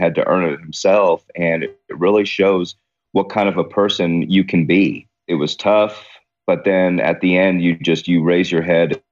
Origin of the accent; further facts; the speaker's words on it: Guthrie, Oklahoma, United States; also born or lived in Wheeling, West Virginia / Queens, New York City / Clearwater, Florida; going from Queens, New York to Guthrie, Oklahoma, which was the original capital of Oklahoma, is a bit of a culture shock